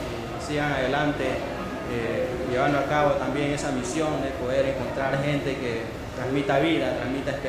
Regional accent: Santa Cruz de la Sierra, Santa Cruz, Bolivia; soy de Santa Cruz de la Tierra, Bolivia

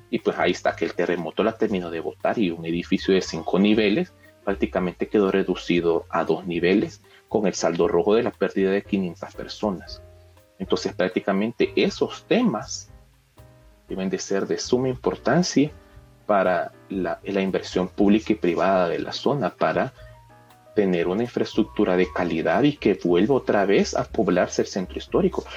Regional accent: San Salvador, El Salvador; lo que en realidad somos como capitalinos, lo que en realidad somos como salvadoreños

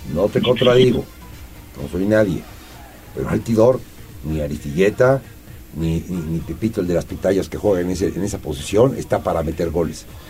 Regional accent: Puebla, Mexico; el poblano somos escépticos, somos escépticos y no nos gusta mojarnos

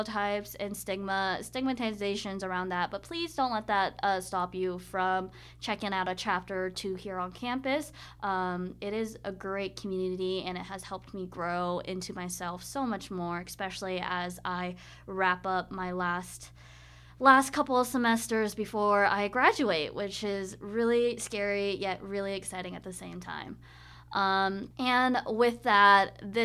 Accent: Boise, Idaho, United States; moved away as an adult; Going back to Boise, so I have this tiny little, we're loving the coffee shops here. I have this tiny little coffee shop, boba shop actually, called Urban Fox

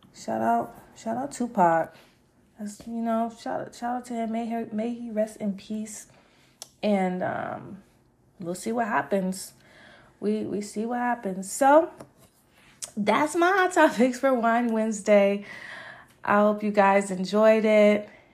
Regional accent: Las Vegas, Nevada, United States; I'm from Vegas.

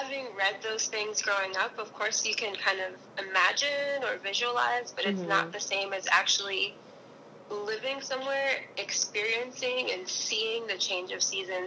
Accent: South Florida, United States; moved away as an adult; also born or lived in Hawaii; now in New York, United States; I'm originally from South Florida.

